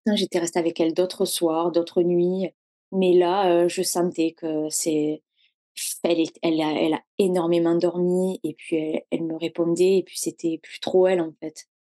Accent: Hérault, Occitania, France; now in Toulouse, France; Moi, je viens de l'Hérault

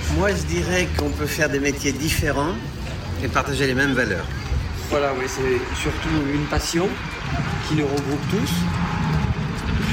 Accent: Vendée, Pays de la Loire, France; moved away as an adult; Je suis parti de Vendée quand j'avais 18 ans.

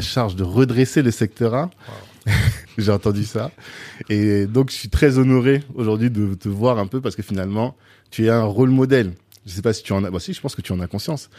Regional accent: France; moi j'ai grandi en France dans les années 90

